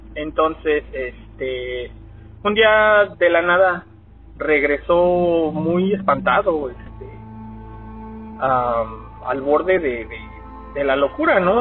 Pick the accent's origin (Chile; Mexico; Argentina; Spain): Mexico; Mexico City; yo soy originario de la Ciudad de México y allá nosotros tendíamos a, a subirnos a los a las azoteas de, de los edificios a jugar fútbol